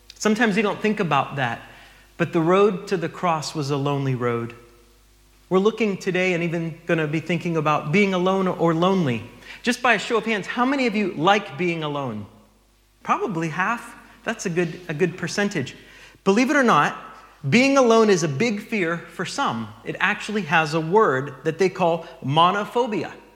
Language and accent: English; United States; moved away; we're from the States